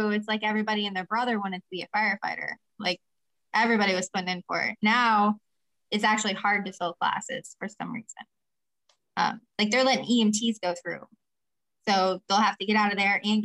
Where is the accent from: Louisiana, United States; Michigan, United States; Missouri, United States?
Missouri, United States; Perryville; moved away as an adult; now in St. Louis, United States; I started in my hometown, Perryville, Missouri, as a volunteer firefighter in around 2005